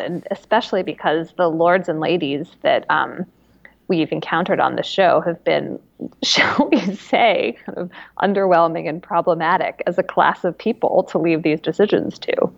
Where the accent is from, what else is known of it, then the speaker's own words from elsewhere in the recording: Connecticut, United States; my home state of Connecticut